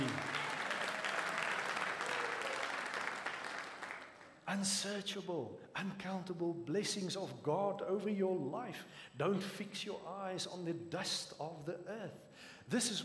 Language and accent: English; South Africa; accent: Afrikaans; first language Afrikaans; English is a second language; I'm not English speaking